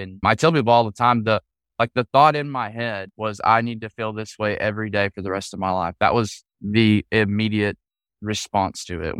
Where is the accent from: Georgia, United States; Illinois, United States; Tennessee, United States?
Tennessee, United States; Well, I grew up in a really small town. There was four red lights, a bunch of funeral homes and some bars.